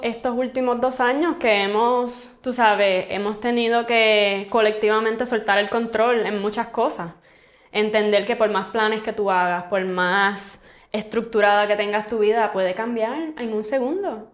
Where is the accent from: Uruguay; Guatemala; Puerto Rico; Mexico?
Puerto Rico; como puertorriqueñas